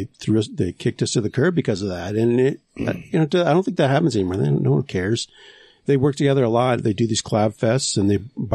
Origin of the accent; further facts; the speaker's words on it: St. Cloud, Minnesota, United States; now in Utah, United States; growing up in Minnesota.